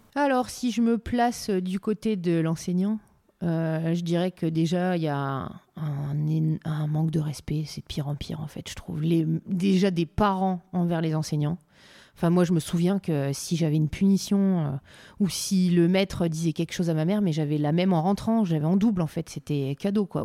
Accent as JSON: {"language": "French", "town": "Calais", "region": "Hauts-de-France", "country": "France", "said": "je viens aussi de Calais, ville où il y a beaucoup de migrants"}